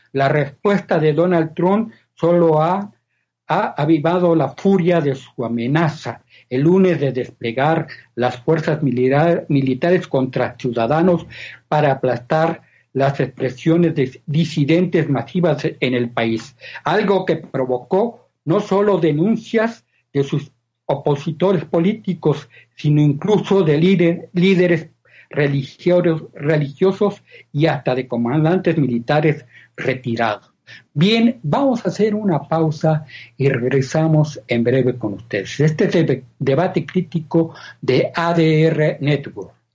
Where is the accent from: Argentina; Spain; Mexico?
Mexico